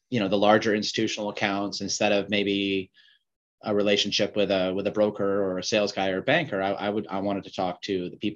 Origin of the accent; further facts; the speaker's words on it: Vancouver, British Columbia, Canada; also born or lived in Montreal, Canada / East Coast, Canada; So I was born in Montreal and uh, moved out to Vancouver when I was six, and uh, have been here uh, most of my life, and and did go to university on the East Coast, and um, you know I've been here since I finished school in in '99.